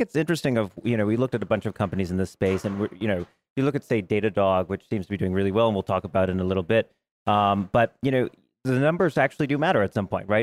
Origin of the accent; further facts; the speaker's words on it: New York, United States; I'm from New York